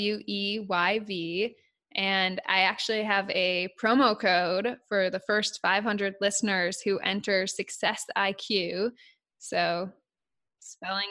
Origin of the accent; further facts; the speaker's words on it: United States; I'm American